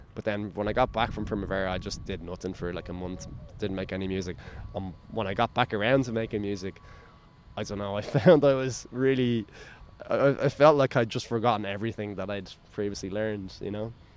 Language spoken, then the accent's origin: English; Dublin, Leinster, Ireland; I'm from Bay, which is on the north coast, like by the beach